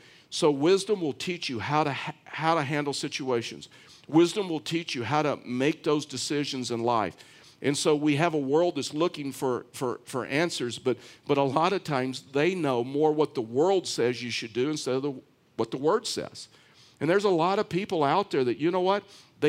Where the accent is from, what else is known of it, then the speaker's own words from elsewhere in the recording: Houston, Texas, United States; the town that I was raised in Houston, Texas